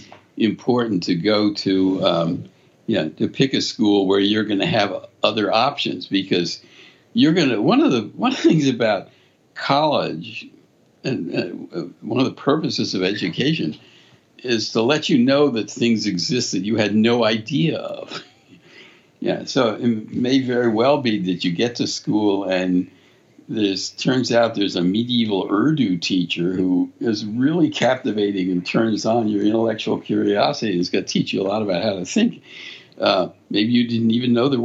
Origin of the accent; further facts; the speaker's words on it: Philadelphia, Pennsylvania, United States; moved away as an adult; also born or lived in Connecticut; I grew up in Philadelphia, went to one of the Quaker schools in Philadelphia